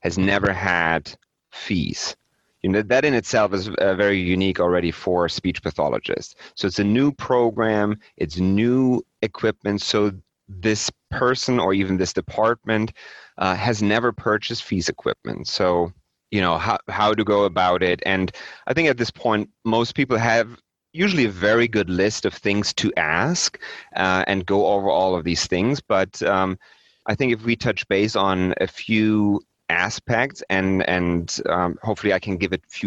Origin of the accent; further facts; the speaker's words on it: Germany; moved away as an adult; now in North America; I'm originally from Germany and moved to North America in 2011